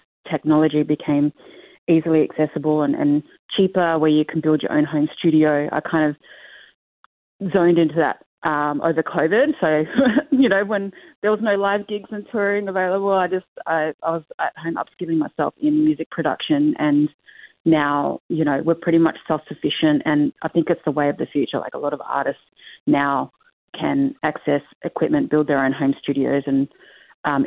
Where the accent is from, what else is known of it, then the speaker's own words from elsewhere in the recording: Darwin, Northern Territory, Australia; also born or lived in Perth, Australia / Torres Strait Islands (ancestry); now in Melbourne, Australia; I grew up in Darwin and moved to Perth and followed my dream in music to Melbourne